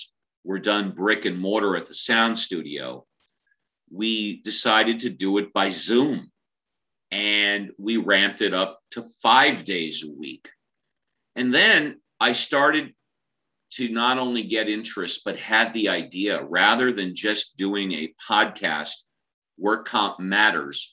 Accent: Southern California, United States; I'm born and raised in Southern California

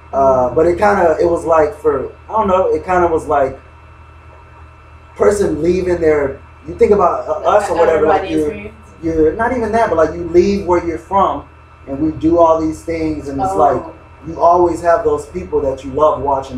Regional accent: Miami, Florida, United States; I'm from Miami

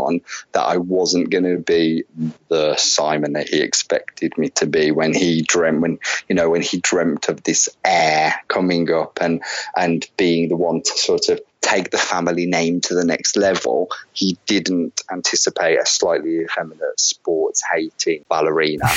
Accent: Wolverhampton, West Midlands, United Kingdom; So growing up for me was in the Black Country. I'm a Wolverhampton lad, born and bred.

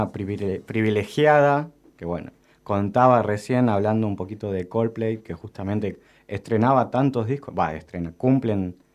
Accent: Monte Grande, Buenos Aires Province, Argentina; Bueno, contando una pequeña anécdota, yo soy de Monte Grande.

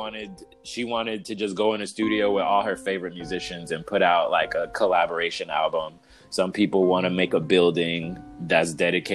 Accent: Los Angeles, California, United States; I grew up in South Central Los Angeles when gang warfare was like at an all-time high

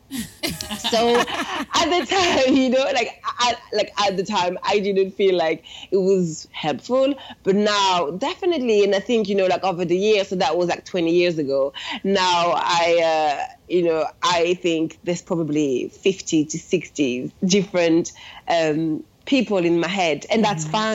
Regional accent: suburbs of Paris, Île-de-France, France; English is a second language; moved away as an adult; now in London, United Kingdom; I was born and raised in France. I'm from Paris, um, but really the suburbs of Paris.

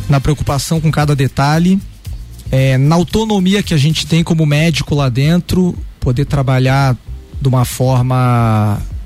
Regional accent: Rio de Janeiro, Brazil; moved away as an adult; also born or lived in Curitiba, Brazil; now in Lages, Brazil; eu sou um carioca, natural do Rio de Janeiro, radicado agora aqui em Lages

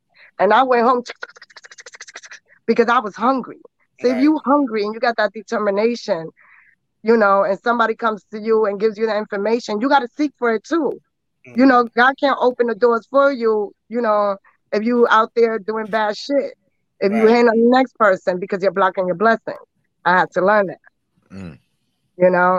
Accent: New York City, New York, United States; also born or lived in Guatemala; I was born in Guatemala. Okay. So I'm a Guatemalan princess. And from Guatemala, I was taken to Hollis, New York. So I was raised in a Hollis.

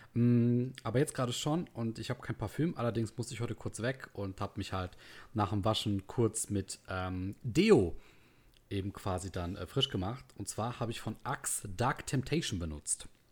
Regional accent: the North, Northern Germany, Germany; hier bei uns im Norden

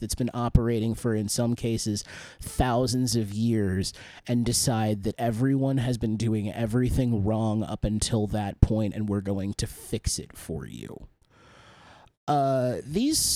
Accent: United States; I am an American

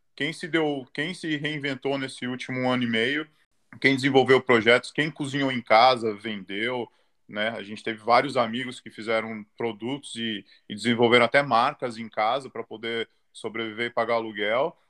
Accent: São Paulo, Brazil; moved away as an adult; now in Australia; sou de São Paulo, sou ali da Zona Norte, Casa Verde.

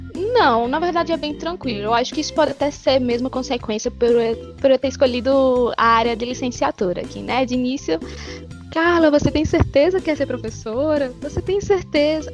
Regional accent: Alagoas, Brazil; also born or lived in Petrolina; voltar é, pro local onde eu nasci

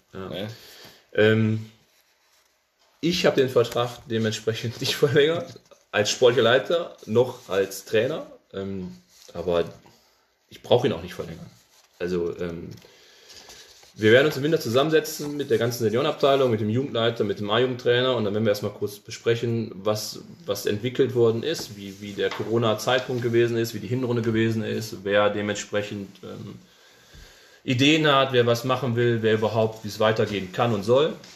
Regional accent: Cologne, North Rhine-Westphalia, Germany; also born or lived in Hamburg; als Kölner

